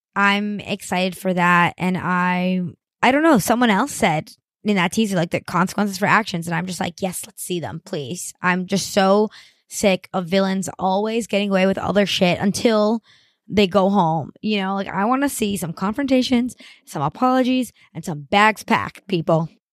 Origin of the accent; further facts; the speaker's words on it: Miami, Florida, United States; moved away; I grew up in Miami, Florida